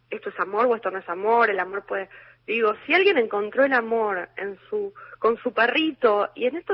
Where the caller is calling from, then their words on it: Buenos Aires, Argentina; de Parque Centenario, mis tres últimos números son 736.